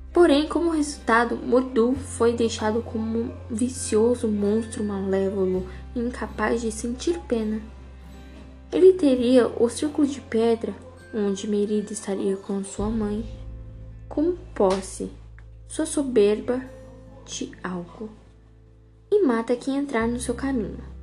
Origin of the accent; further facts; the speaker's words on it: Colorado, Paraná, Brazil; sou do Paraná, Colorado, Brasil